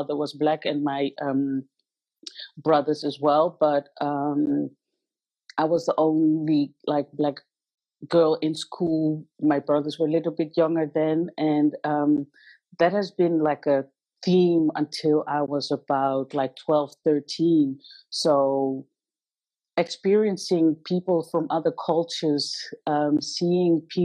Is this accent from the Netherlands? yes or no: yes; Netherlands; also born or lived in Zimbabwe; I was born in Zimbabwe 39 years ago. And my mother met a Dutch man, her husband, her ex-husband, and he brought us to the Netherlands. And from there on, I went to school here in the Netherlands.